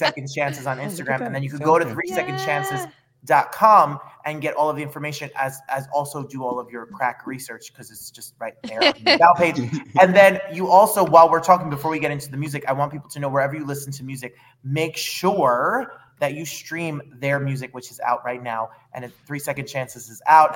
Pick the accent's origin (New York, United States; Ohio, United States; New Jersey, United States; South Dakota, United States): New Jersey, United States; I'm from New Jersey